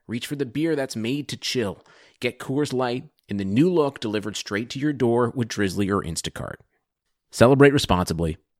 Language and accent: English; Orchard Park, New York, United States; also born or lived in Ithaca, New York / Boise, Idaho; I grew up kind of in the outskirts of Orchard Park near Boston area